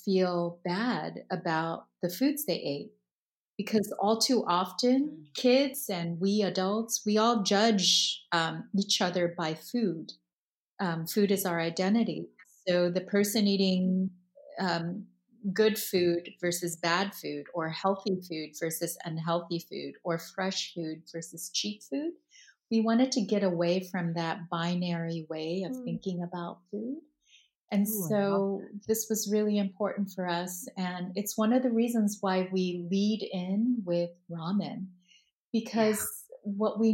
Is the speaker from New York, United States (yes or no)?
no; Palo Alto, California, United States; growing up in Palo Alto, California